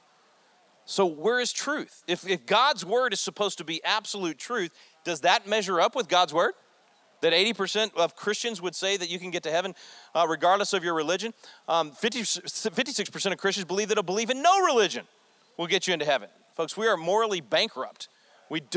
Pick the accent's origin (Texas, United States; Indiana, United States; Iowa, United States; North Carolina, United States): Texas, United States; I'm a Texan